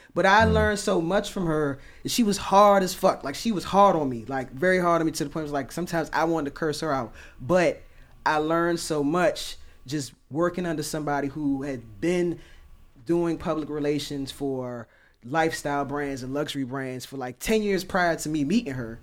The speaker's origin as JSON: {"language": "English", "town": "Oxon Hill", "region": "Maryland", "country": "United States", "tie": "born or raised there", "said": "I grew up in Oxon Hill"}